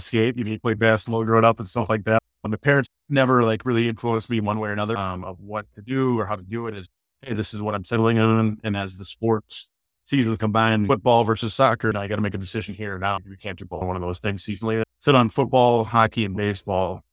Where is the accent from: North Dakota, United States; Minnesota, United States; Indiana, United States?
Minnesota, United States; Hastings; I grew up in Hastings my entire life